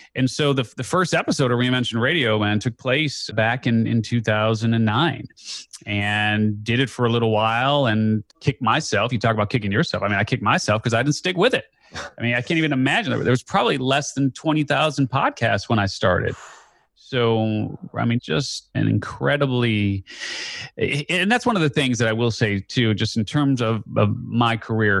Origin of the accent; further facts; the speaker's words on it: Skokie, Illinois, United States; I grew up just outside of Chicago. Very confusing, actually. I grew up technically in Skokie, but we were in the Evanston School District.